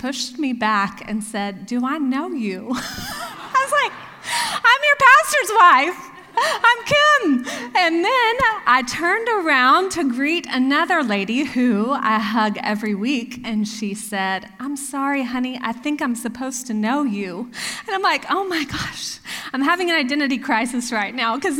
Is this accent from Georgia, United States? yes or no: no; Texas, United States; moved away as an adult; also born or lived in Oklahoma; now in Pennsylvania, United States; I grew up in Texas, and yes, I am a very proud Texan.